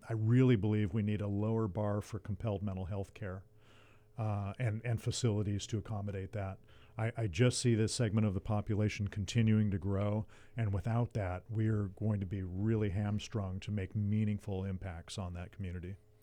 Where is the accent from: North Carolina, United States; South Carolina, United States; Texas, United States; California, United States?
California, United States; Ventura; I was born and raised in Ventura, and, uh, and, and, uh, grew up here, went to public schools, Buena High School